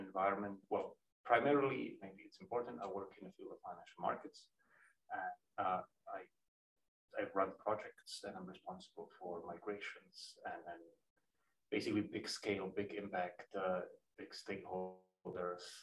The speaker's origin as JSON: {"language": "English", "country": "Slovakia", "tie": "born or raised there", "moved": "as an adult", "lives_now": "Amsterdam, Netherlands", "said": "I'm originally from Slovakia, where I was born and raised, went to university"}